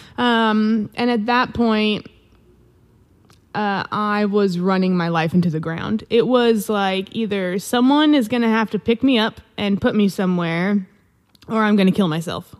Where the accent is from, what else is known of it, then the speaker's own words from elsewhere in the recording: Vancouver, Washington, United States; I am from Washington State. I grew up in Vancouver, Washington, right next to Portland, Oregon